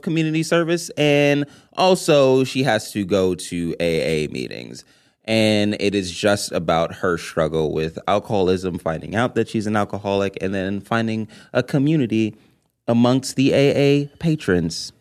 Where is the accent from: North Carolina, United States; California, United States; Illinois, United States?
California, United States; Los Angeles; a native Angeleno